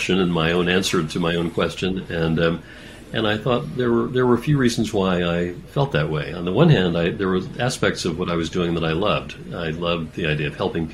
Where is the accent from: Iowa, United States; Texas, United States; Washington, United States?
Texas, United States; moved away as an adult; also born or lived in Massachusetts; I went back to medical school in my home state of Texas